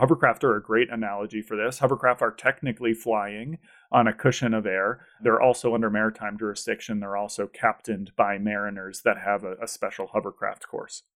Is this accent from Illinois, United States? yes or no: no; Boston, Massachusetts, United States; I grew up in the Boston area